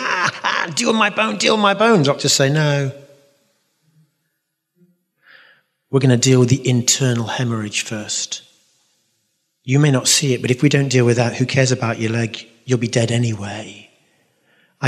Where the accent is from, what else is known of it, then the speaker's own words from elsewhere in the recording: London, United Kingdom; accent: London; It's my London accent